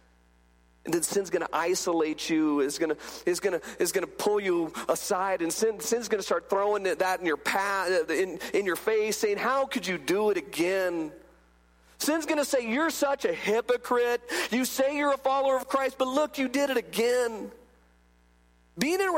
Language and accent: English; California, United States; I grew up in California, and when I was a little bitty guy, I remember I'm like 8 years old, my dad would take me down